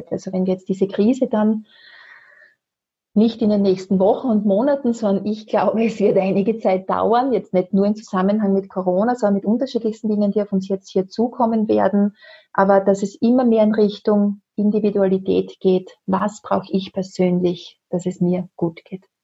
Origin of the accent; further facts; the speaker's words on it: Austria; Bei uns in Österreich können wir es gerne auch über den Neue Wege Shop bestellen.